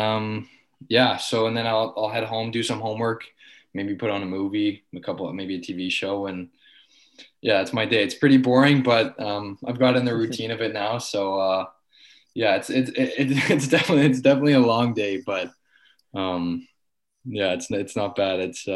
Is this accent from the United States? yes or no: no; Richmond Hill, Ontario, Canada; I'm from Richmond Hill